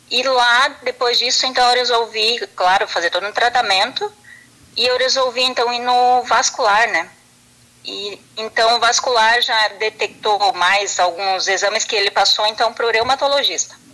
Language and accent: Portuguese; Derrubadas, Rio Grande do Sul, Brazil; now in Picada Café, Brazil; daí eu vim embora aqui para picar Café, que eu sou natural lá de Derubadas